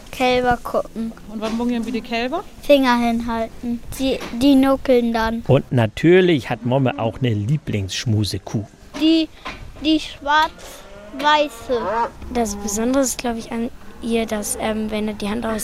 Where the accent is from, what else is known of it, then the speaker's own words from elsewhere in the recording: Ostenfeld, Germany; born there; Ich bin auch gebürtige Ostenfelderin